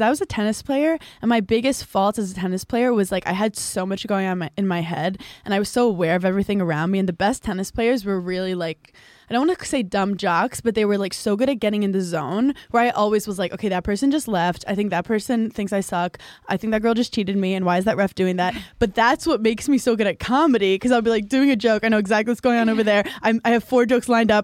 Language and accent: English; New York City, New York, United States; I grew up in Brooklyn and Park Slope, where it was predominantly Jewish and um, Irish American